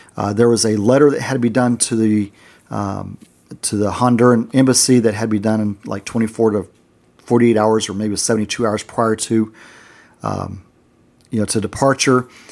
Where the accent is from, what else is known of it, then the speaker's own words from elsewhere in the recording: United States; being American there, we were actually in the minority.